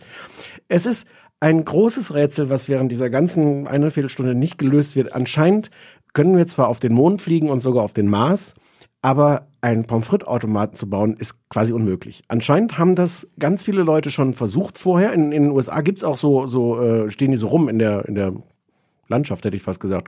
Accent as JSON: {"language": "German", "country": "Germany", "said": "als Deutscher"}